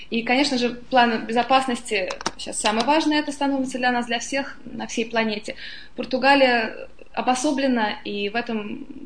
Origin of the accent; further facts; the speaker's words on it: Moscow, Russia; also born or lived in London, United Kingdom; now in Portugal; Я жила во многих странах, я москвичка, но всегда жила где-то за границей, в Лондоне много лет